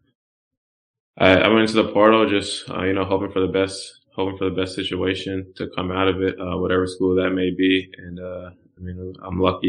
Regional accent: Randolph, Massachusetts, United States; moved away as an adult; now in Houston, United States; I'm from Randolph, Massachusetts

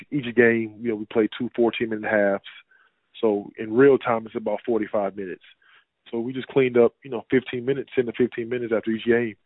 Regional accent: Houston, Texas, United States; also born or lived in Fort Worth, Texas / Germany / Switzerland / France; Born and raised in Houston

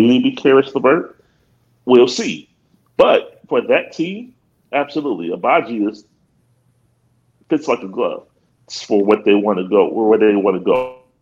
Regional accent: Akron, Ohio, United States; I'm a kid from Akron. I'm a graduate of the Ohio State University.

